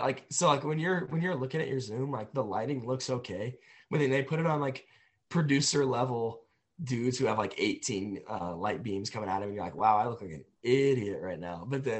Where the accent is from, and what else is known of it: Franklin, Indiana, United States